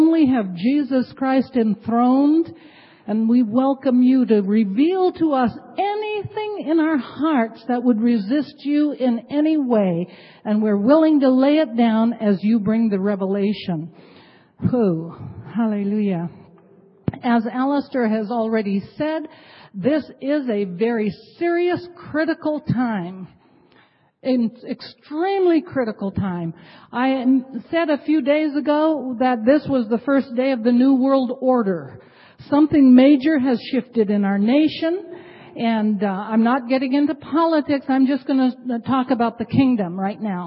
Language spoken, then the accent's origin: English; Ketchikan, Alaska, United States; also born or lived in Masset, British Columbia, Canada; now in Anchorage, United States; I'm Haida from Ketchikan, Alaska, originally from Masset, British Columbia.